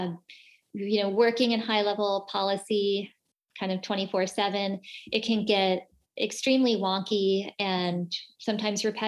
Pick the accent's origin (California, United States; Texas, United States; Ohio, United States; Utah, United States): California, United States; Southern; I grew up in Southern California